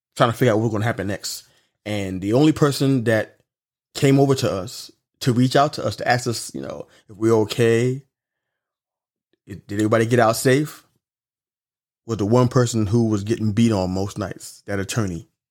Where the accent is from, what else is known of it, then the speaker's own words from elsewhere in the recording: New York City, New York, United States; I'm from Brooklyn, New York